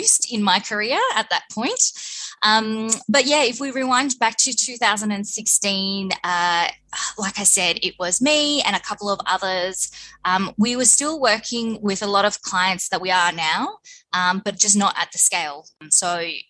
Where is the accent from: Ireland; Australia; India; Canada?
Australia; Footscray, Victoria; I grew up in Footscray. I'm a Footscray Westie girl